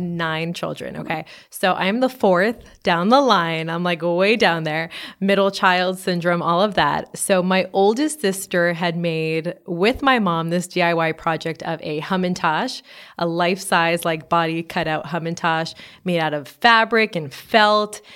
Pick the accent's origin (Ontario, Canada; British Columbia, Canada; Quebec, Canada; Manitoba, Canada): Quebec, Canada; Montreal; now in Los Angeles, United States; I'm from Montreal, Canada